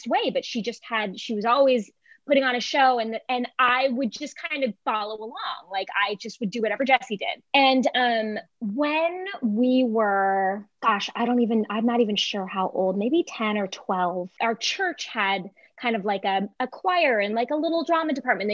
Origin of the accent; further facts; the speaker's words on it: Ventura County, Southern California, United States; I'm from Southern California originally.